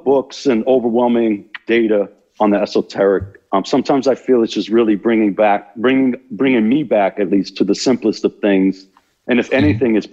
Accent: New York City, New York, United States; I grew up in New York City

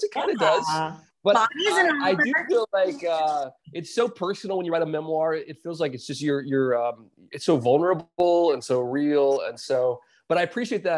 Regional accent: South Carolina, United States; I grew up in South Carolina

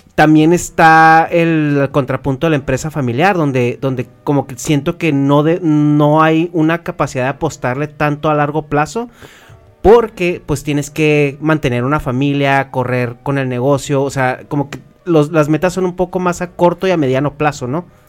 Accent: Chihuahua, Mexico; nosotros somos de Chihuahua

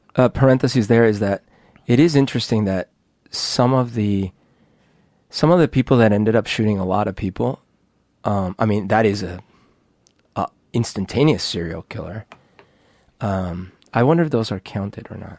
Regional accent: Bogotá, Colombia; also born or lived in United States; now in Seattle, United States; when I grew up in Bogota

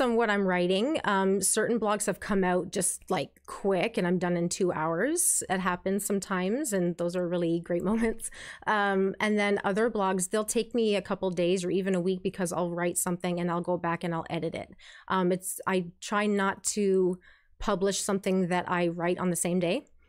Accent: St. Catharines, Ontario, Canada; also born or lived in Kitchener-Stratford area, Ontario; Born and raised in St. Catharines here. I've lived in the Niagara region for most of my life

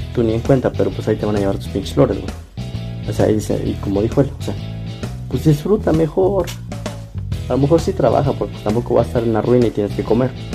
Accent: Mexico; como mexicanos

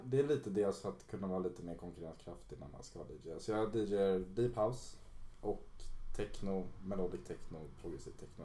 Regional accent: Solna, Stockholm County, Sweden; Uh, jag är uppväxt i Solna, Stockholm

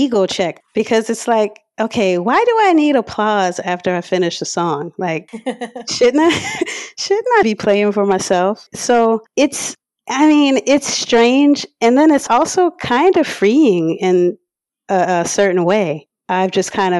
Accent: Harvey, Louisiana, United States; I grew up in Harvey, and I recently moved from the West Bank, like 4 years ago or so. So yeah, I'm from the area. I'm a hometown girl

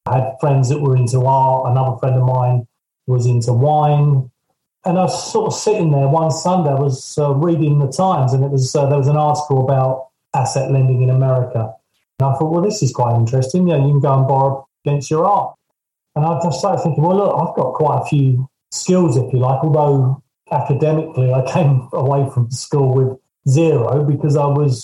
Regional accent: Surrey, South East England, United Kingdom; I'm from Surrey

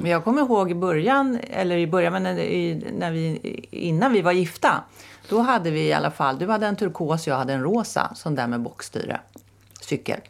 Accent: Täby, Stockholm County, Sweden; jag växte upp i Näsby Park

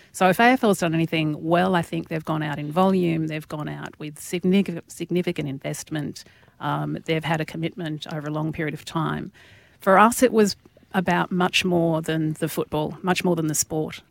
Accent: Tasmania, Australia; moved away; growing up in Tassie

